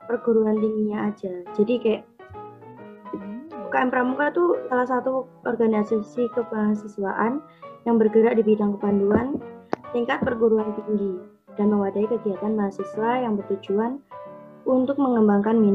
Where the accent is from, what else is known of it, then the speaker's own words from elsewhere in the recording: Tuban, East Java, Indonesia; Aku dari Fakultas Ilmu Sosial dan Ilmu Politik angkatan 2018. Asal kotanya sih dari Kabupaten Tuban, lebih tepatnya di Kecamatan